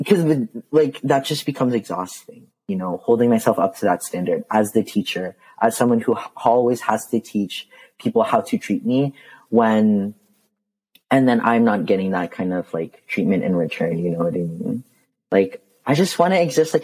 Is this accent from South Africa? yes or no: no; Canada; growing up in Canada, like as a Filipino, I was very fortunate to like grow up in a city that has so many Filipinos living in it.